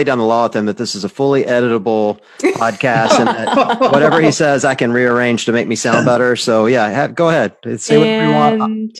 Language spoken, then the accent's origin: English; Tupelo, Mississippi, United States; throwing down at the gym there in Tupelo, Mississippi, which is my hometown.